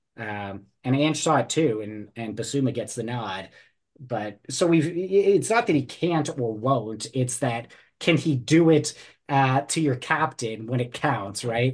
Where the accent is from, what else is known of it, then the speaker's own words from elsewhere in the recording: New Jersey, United States; I grew up in New Jersey